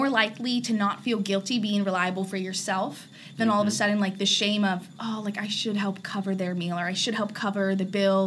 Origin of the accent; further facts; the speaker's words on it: Arizona, United States; moved away; also born or lived in Orange County, California; I'm from Arizona